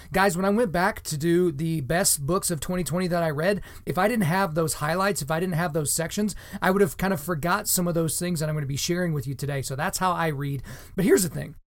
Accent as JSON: {"language": "English", "region": "Oklahoma", "country": "United States", "tie": "born or raised there", "said": "as an Oklahoman, I learned about the Trail of Tears in Oklahoma history classes growing up"}